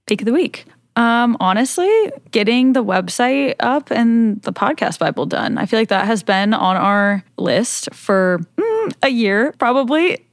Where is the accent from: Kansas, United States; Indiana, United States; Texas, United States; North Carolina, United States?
Kansas, United States; I was born in Kansas